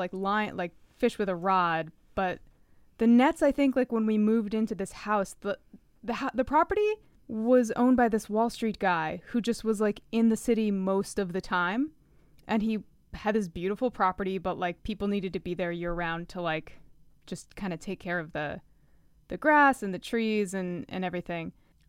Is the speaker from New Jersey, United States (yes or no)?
yes; New Jersey, United States; I grew up in Sussex County. That's the one thing I can say for positive. It was like there were a lot of farms and a lot of woods.